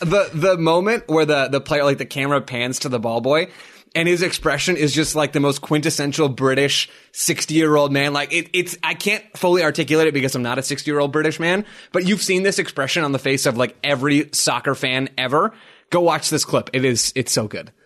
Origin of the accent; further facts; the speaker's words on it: United States; as an American